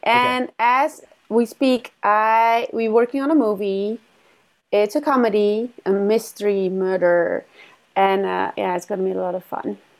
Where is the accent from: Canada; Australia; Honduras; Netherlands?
Netherlands; moved away as an adult; now in Los Angeles, United States; I, I grew up in the Netherlands